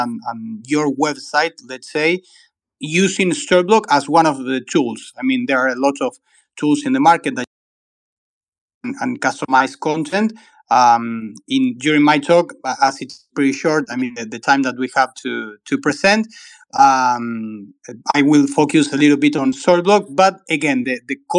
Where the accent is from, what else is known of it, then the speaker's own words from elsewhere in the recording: Argentina; I'm from Argentina. I live in Buenos Aires